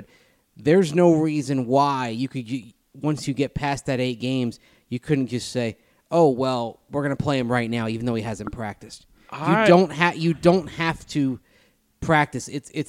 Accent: Hoxie, Kansas, United States; now in Colby, United States; I'm obviously from the great state of Kansas. Hoxie is my hometown. Now live 30 miles west in Colby, which, as Mace knows, is on I-70.

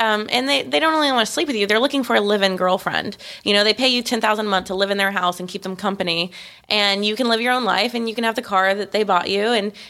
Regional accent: Austin, Texas, United States; now in Los Angeles, United States; like I'm from Austin, Texas. This is where I consider myself. It's the only place I live more than a year.

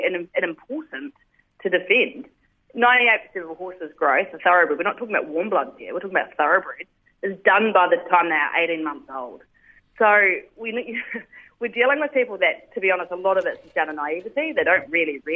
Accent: New Zealand; now in Sydney, Australia; I'm originally a Kiwi

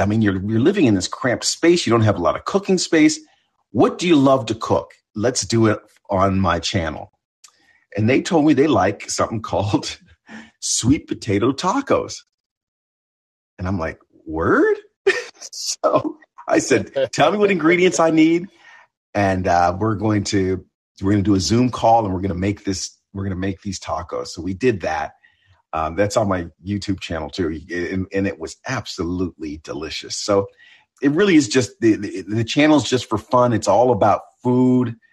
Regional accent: Ontario, Canada; moved away; also born or lived in Buffalo, New York; I, I'm half Canadian. I grew up in Ontario.

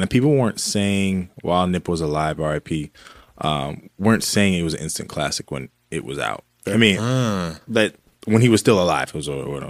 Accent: California, United States; I'm from California.

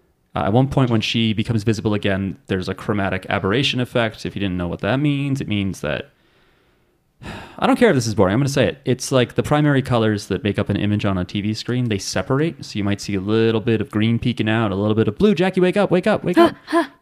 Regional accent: New Jersey, United States; I'm from New Jersey.

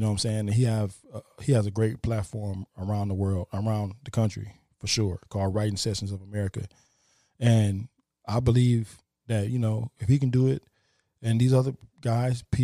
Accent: Toledo, Ohio, United States; moved away; Toledo, my hometown

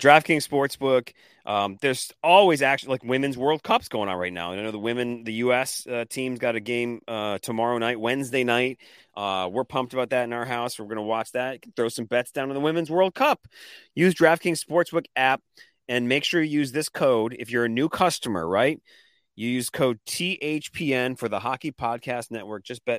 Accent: Washington, United States; I'm from Washington.

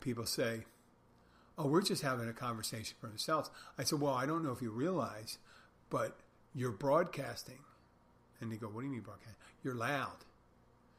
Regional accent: Philadelphia, Pennsylvania, United States; now in Key Largo, United States; I'm from Philadelphia

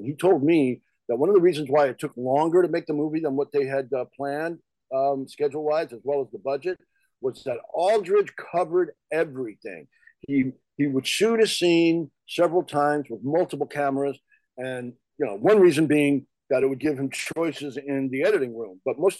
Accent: New York, United States; born there; also born or lived in New Jersey; now in Los Angeles, United States; And I live in LA. I was born in New York. And like you, I spent a number of years in New Jersey, not too far from Rutgers.

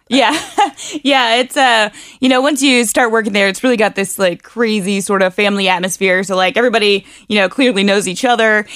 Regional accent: Harrison, Ohio, United States; moved away as an adult; now in Northern Kentucky, United States; I was originally from Harrison, Ohio

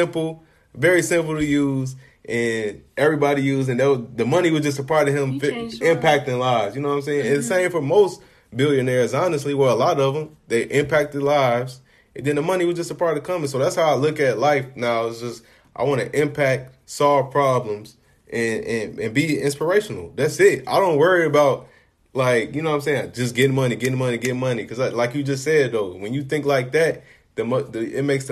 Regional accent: Chicago, Illinois, United States; I'm from Chicago

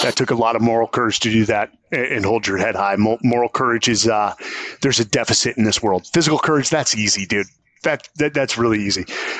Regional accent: San Francisco, California, United States; I come from San Francisco, which is, it was a great place, 80s, 90s.

